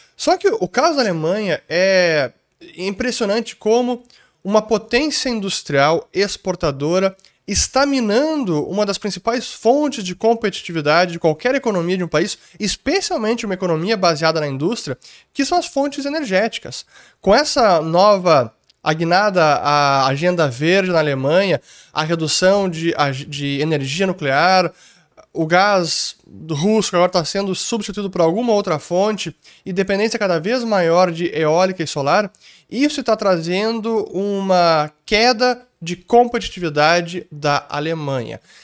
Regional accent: Gaúcho, Rio Grande do Sul, Brazil; essa é uma das minhas grandes falhas como gaúcho

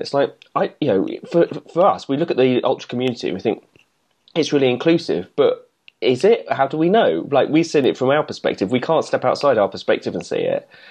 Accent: England, United Kingdom; as an English person

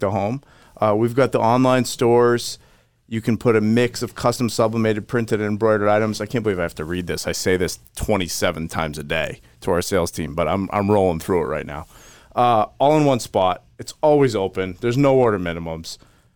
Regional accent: Maine, United States; I grew up in Maine.

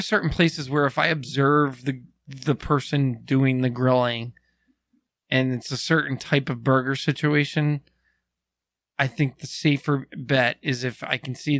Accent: Philadelphia, Pennsylvania, United States; born or raised there

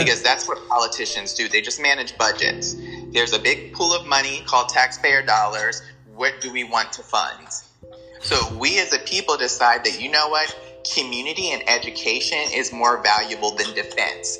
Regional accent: United States; Being African American, growing up in America

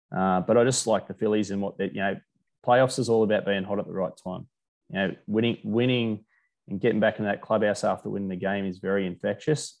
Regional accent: Australia; as an Aussie

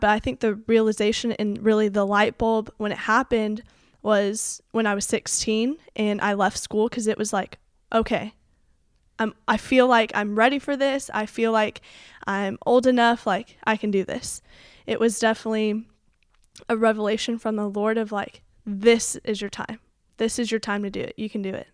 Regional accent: Colleyville, Texas, United States; also born or lived in Keller, Texas; I am from the Keller area, but I grew up in Colleyville. That's where I went to school

